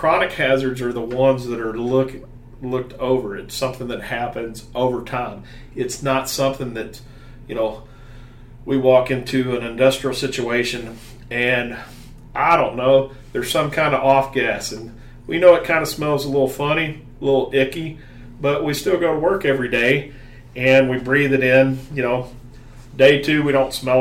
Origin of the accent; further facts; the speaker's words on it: the South, United States; accent: southern; my southern accent